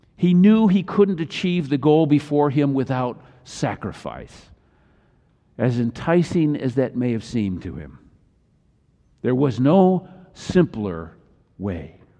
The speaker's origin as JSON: {"language": "English", "region": "Midwest", "country": "United States", "tie": "born or raised there", "said": "I grew up in the Midwest"}